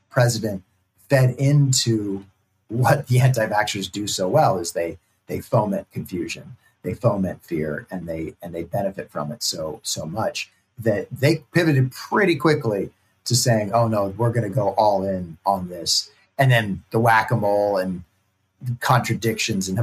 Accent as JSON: {"language": "English", "town": "Berkeley", "region": "California", "country": "United States", "tie": "born or raised there", "said": "I grew up in Berkeley, California"}